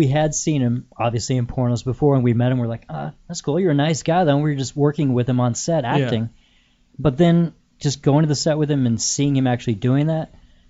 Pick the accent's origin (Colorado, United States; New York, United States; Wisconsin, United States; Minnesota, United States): Colorado, United States; Littleton; moved away as an adult; now in Los Angeles, United States; I grew up in Littleton, Colorado, and my neighborhood actually was like this ideal neighborhood where I did know all the people on my street